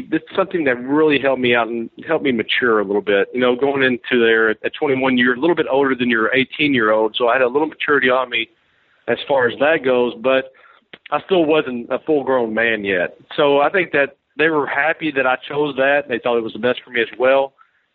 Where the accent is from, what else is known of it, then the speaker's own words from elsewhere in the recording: Kentucky, United States; moved away as an adult; also born or lived in Hawaii; I'm coming from Kentucky. I traveled a little bit through the Midwest and stuff like that growing up